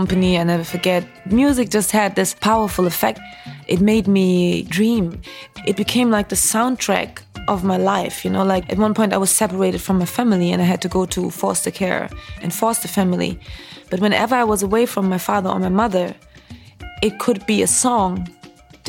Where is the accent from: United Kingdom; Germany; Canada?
Germany; moved away as an adult; also born or lived in Nigeria; now in Brooklyn, United States; I was born and raised in Germany of a Nigerian father and a Roma mother, a gypsy mother. Then I've pretty much lived in Germany till the age of 19